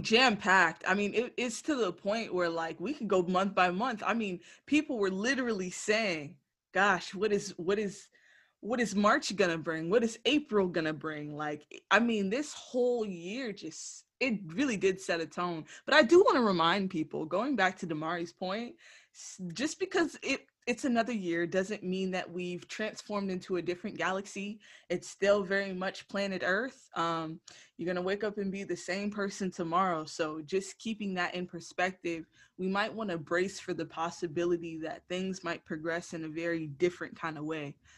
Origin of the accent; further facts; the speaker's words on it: Broward County, Florida, United States; coming back to you from the base of my hometown, Broward County, Florida.